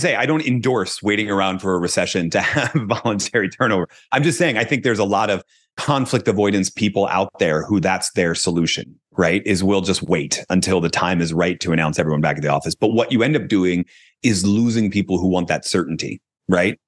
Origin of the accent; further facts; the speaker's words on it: Philadelphia, Pennsylvania, United States; I'm from Philadelphia